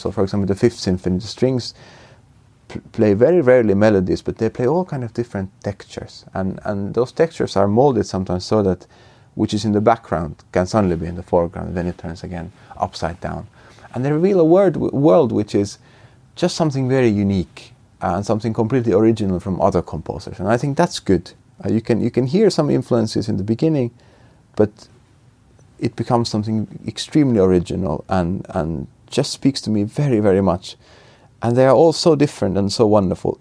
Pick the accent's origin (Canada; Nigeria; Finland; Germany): Finland; being Finnish